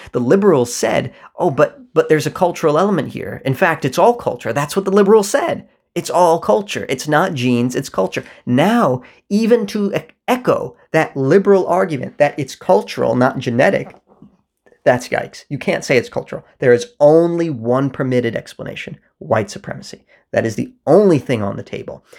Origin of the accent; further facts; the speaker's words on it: United States; There is only a me that exists in America where those two worlds meet